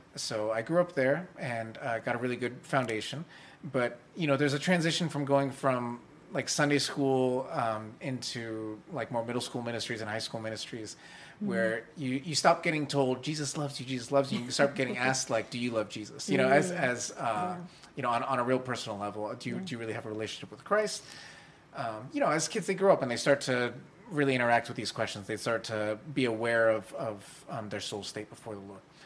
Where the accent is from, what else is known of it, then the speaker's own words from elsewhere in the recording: Vallejo, California, United States; I grew up in Northern California. I was born in a town called Vallejo.